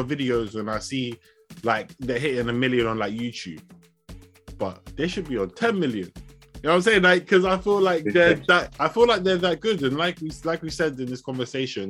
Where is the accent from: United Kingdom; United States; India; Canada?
United Kingdom; also born or lived in Ibadan, Nigeria (ancestry); I'm British born.